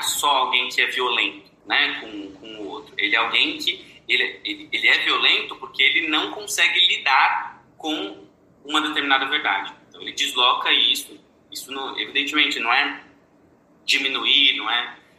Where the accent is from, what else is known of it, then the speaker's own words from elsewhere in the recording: Brazil; nós, no Brasil, não somos brancos